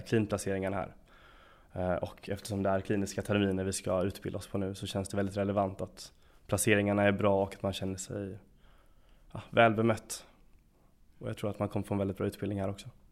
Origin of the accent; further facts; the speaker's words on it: Lund, Skåne, Sweden; moved away as an adult; also born or lived in Gothenburg; now in Jönköping, Sweden; Lund där jag kommer ifrån